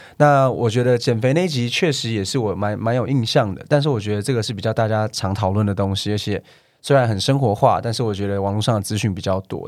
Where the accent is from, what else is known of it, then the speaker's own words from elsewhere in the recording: Taiwan; 其实我是在，呃，台湾读国小，然后呢，读完国小之后读到大概六年级